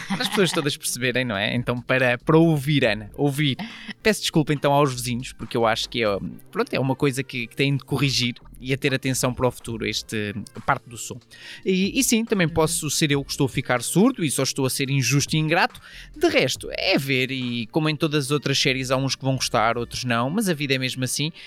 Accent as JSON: {"language": "Portuguese", "country": "Portugal", "said": "nós portugueses"}